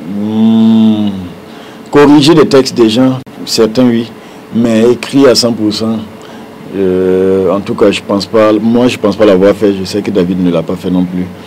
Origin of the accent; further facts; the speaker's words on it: Burkina Faso; on est burkinabé